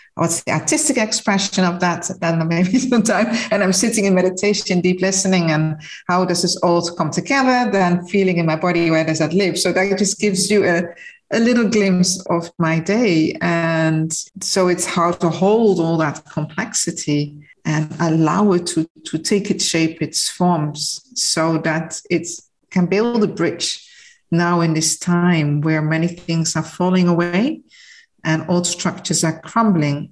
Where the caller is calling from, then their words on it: Mauritius; I am calling from Mauritius, which is a small island in the middle of the Indian Ocean